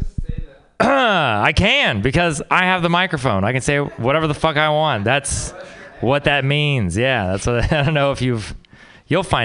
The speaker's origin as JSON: {"language": "English", "region": "Texas", "country": "United States", "moved": "yes", "said": "I'm from Texas"}